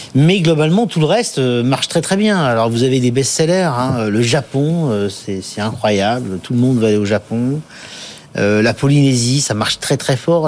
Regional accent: Paris, Île-de-France, France; je suis parisien, je vis à Paris, je travaille à Paris

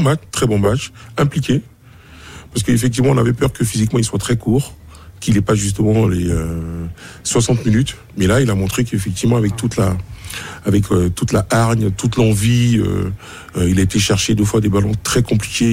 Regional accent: Côte d’Ivoire; en tant qu'Ivoirien

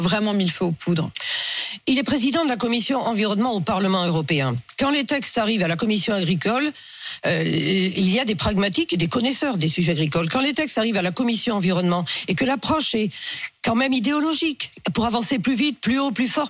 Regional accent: Pays de la Loire, France; je suis du Maine-et-Loire

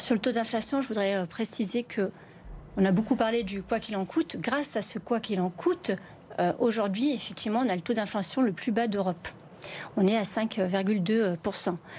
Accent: Vénissieux, Auvergne-Rhône-Alpes, France; also born or lived in Bron; je suis née au Minguettes à Vénissieux

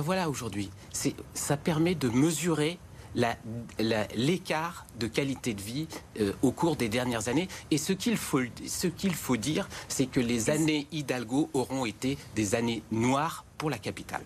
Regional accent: Briançon, Provence-Alpes-Côte d'Azur, France; now in Paris, France; Chez moi, c'est Briançon-Serre-Chevalier, dans la Provence-Alpes-Côte d'Azur.

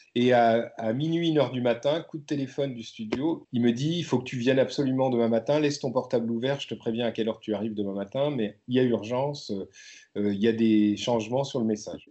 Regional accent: Brittany, France; je suis né, je suis né en Bretagne

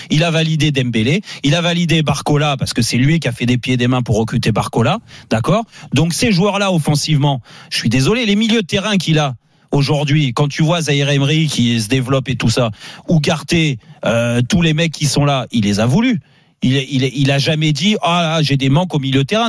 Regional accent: France; nous, en tant que Français et passionnés de football

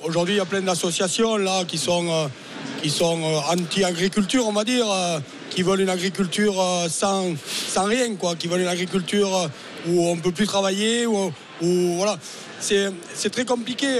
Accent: Lot-et-Garonne, Nouvelle-Aquitaine, France; chez nous à Lot-et-Garonne

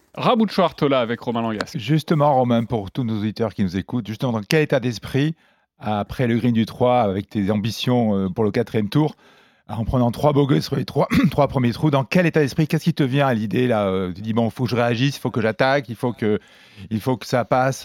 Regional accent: France; quand on est français

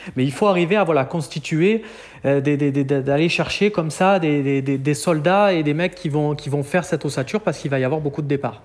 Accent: Marseille, Provence-Alpes-Côte d'Azur, France; en tant que Marseillais, je suis né à quelques mètres de chez lui

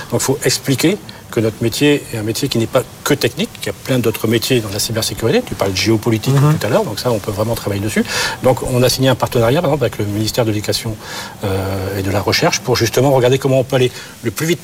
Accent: France; Non, on est français, on peut dire, on a la meilleure technologie du monde.

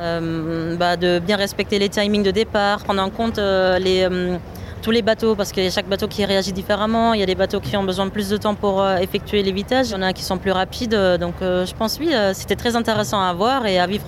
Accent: Germany; now in France; je suis allemande

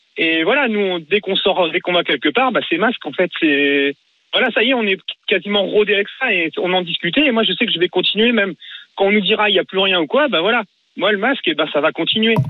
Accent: Mayenne, Pays de la Loire, France; je suis de la Mayenne

